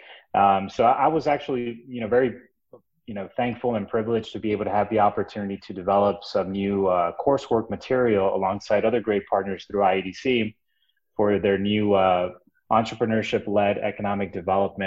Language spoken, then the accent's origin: English; Brownsville, Texas, United States; also born or lived in Dallas-Fort Worth area, Texas; I came back down to my hometown. This is my hometown, by the way, in Brownsville, Texas.